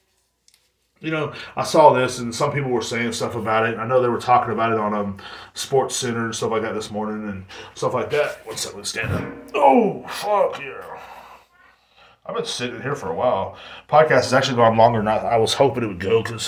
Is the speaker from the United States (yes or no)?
yes; United States; as an American